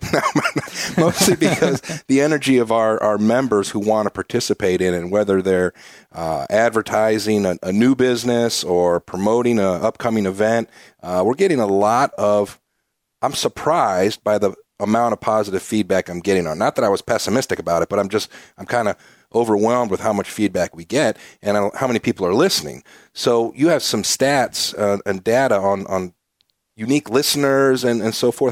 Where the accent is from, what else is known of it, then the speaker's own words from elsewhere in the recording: Ohio, United States; now in Peoria, United States; I'm a Midwesterner, originally from Ohio